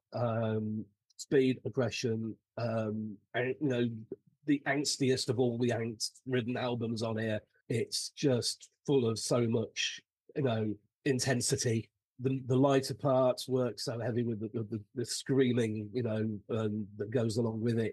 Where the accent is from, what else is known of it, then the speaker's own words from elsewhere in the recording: United Kingdom; being a Brit, Saxon